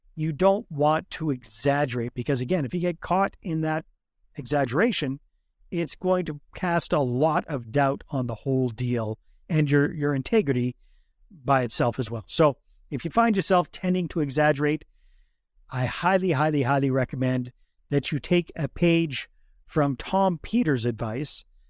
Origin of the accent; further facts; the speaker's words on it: Fort St. John, British Columbia, Canada; moved away; I grew up up north around Fort Saint John